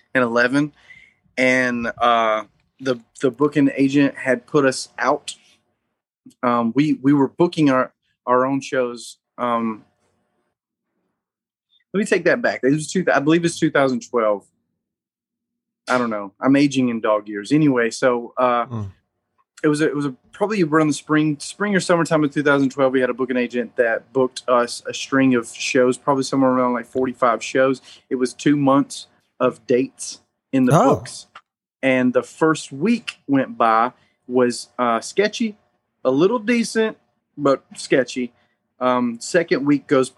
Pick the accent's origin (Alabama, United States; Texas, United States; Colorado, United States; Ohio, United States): Alabama, United States; North; We're all from North Alabama